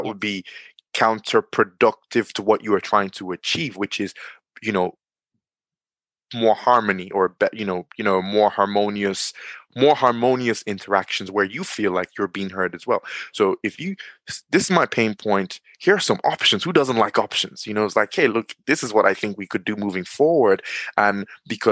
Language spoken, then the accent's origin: English; Nigeria; now in Dublin, Ireland; I'm in Dublin, Ireland, but I'm from Nigeria